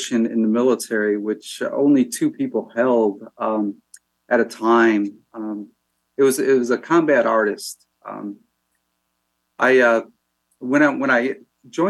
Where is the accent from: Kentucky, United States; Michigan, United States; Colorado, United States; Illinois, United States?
Illinois, United States; Calumet City; moved away as an adult; also born or lived in Hammond, Indiana / Lansing, Illinois; now in LaPorte, United States; I was born in Hammond, Indiana, grew up in Calumet City, Illinois